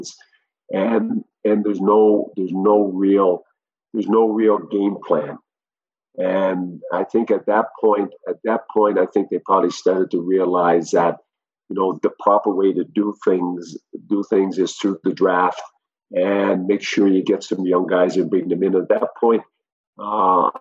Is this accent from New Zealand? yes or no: no; Prince Edward Island, Canada; now in Vienna, Austria; coming from PEI